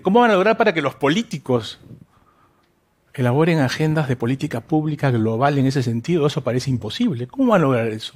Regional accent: Lima, Peru; yo soy limeño, hijo de toda la sangre

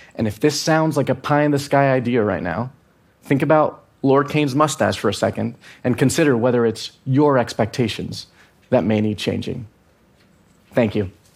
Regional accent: Venezuela; I'm from Venezuela

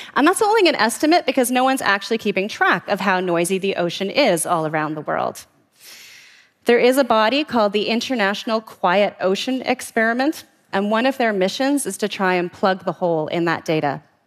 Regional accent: Vancouver, British Columbia, Canada; the waters off my hometown of Vancouver

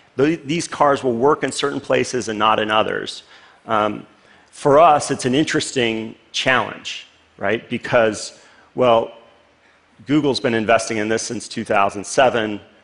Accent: Los Angeles, California, United States; the street where I grew up in Los Angeles, actually a suburb called Northridge, California

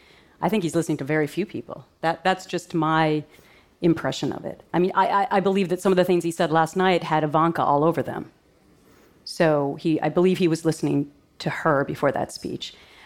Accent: Minnesota, United States; And I grew up in Minnesota, so I have an understanding of middle America, and I've never forgotten it.

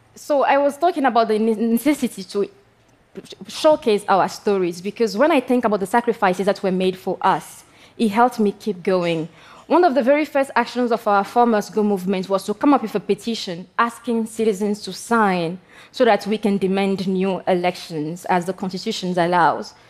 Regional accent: Togo; I come from Togo

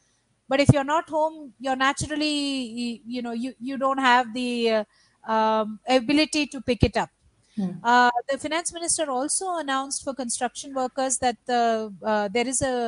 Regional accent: Bihar, India; now in Karnataka, India; actually I'm registered in my home state, which is Bihar, which is about 3,000 kilometers away.

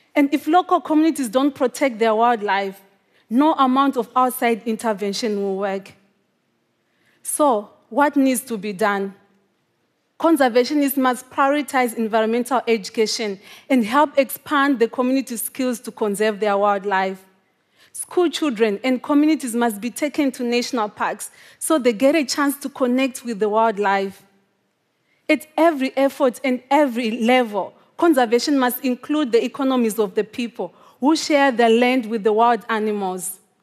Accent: Zimbabwe; The first time that I saw a wild animal in my home country was when I was twenty-five years old. Even though lions and African wild dogs lived just a few miles away from my home. This is quite common in Zimbabwe

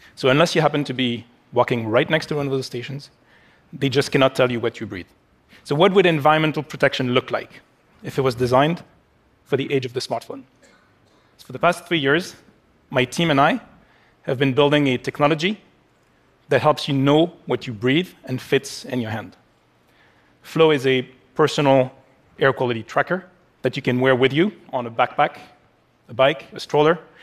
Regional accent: Paris, Île-de-France, France; my hometown of Paris

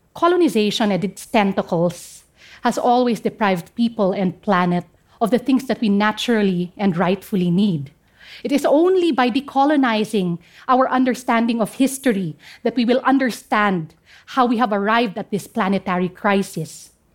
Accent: Central Mountain Range, Cordillera Administrative Region, Philippines; first language Kankanaey; English is a second language

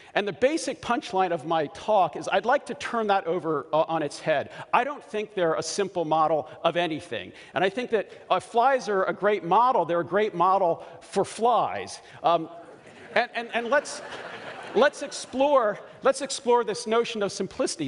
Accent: Baltimore, Maryland, United States; I grew up in Baltimore and I chew crabs very, very well

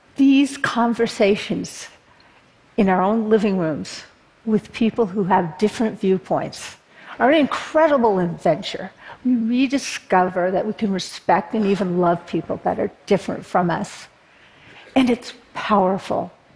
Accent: Berkeley, California, United States; born or raised there

